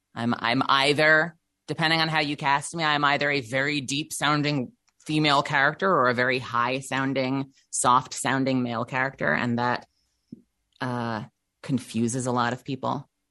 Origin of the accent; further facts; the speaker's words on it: Eastern Long Island, New York, United States; also born or lived in Brooklyn, New York; I lived most of my life in Brooklyn, but I was raised out on Eastern Long Island